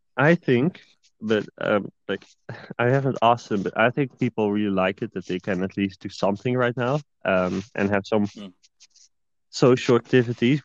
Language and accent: English; Netherlands; moved away as an adult; now in Sweden; I'm from Netherlands